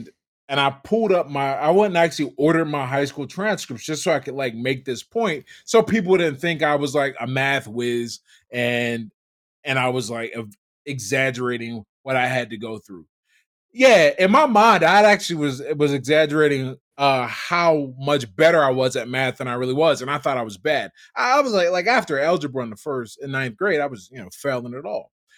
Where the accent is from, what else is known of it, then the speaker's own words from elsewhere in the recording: Pittsburgh, Pennsylvania, United States; I grew up in Pittsburgh, Pennsylvania. Mm-hmm. Pittsburgh, Pennsylvania, and two housing projects. We lived in the Hill District housing projects, Addison Terrace